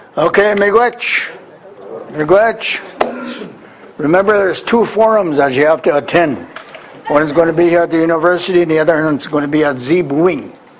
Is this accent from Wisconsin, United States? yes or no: yes; Wisconsin, United States; I come from Wisconsin.